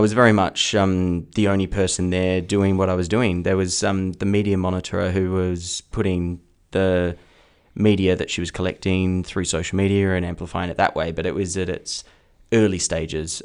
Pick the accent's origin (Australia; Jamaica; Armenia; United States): Australia; Perth, Western Australia; also born or lived in Kenwick / Bassendean; I grew up in Belladurra to start